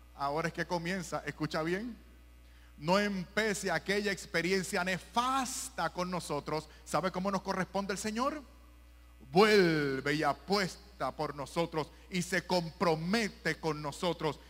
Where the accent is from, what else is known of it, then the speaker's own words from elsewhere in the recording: Puerto Rico; en Puerto Rico, mi país